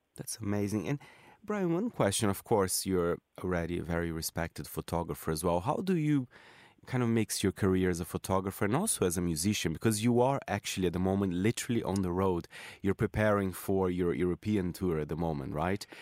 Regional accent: Brazil; moved away; I'm from Brazil

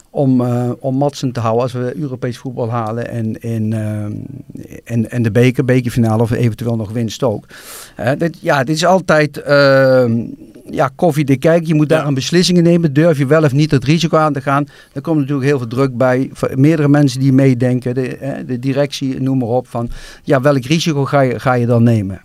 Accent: Nijmegen, Gelderland, Netherlands; als Nijmegenaar

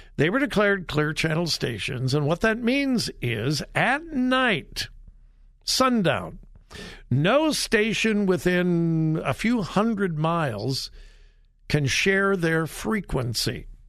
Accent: Southern California, United States; moved away; I'm from Southern California.

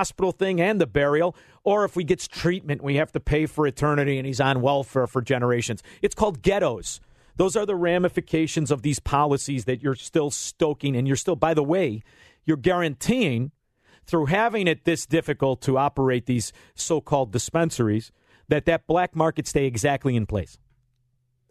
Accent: Illinois, United States; We're from Illinois.

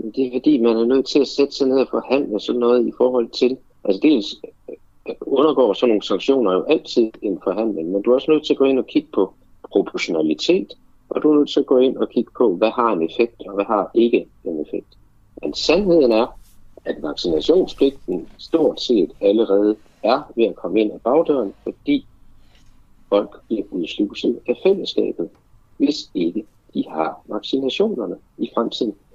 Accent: Denmark

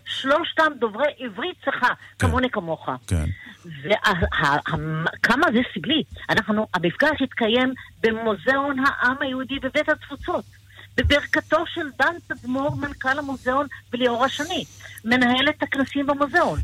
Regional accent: Israel; אני ילידת הארץ, שגדלתי בבית ישראלי לכל דבר ועניין

